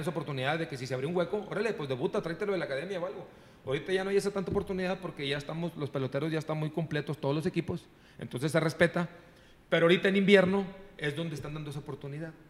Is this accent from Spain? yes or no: no; San Nicolás de los Garza, Nuevo León, Mexico; yo soy de San Nicolás, egresado de la Liga Pequeña de Las Puentes, de Liga Pequeña de Cuauhtémoc